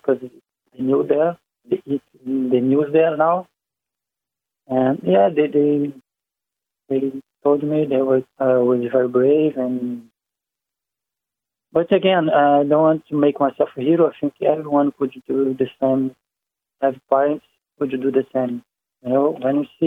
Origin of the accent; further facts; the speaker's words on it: Rio de Janeiro, Brazil; English is a second language; moved away as an adult; now in Dublin, Ireland; I'm from Rio de Janeiro, Brazil.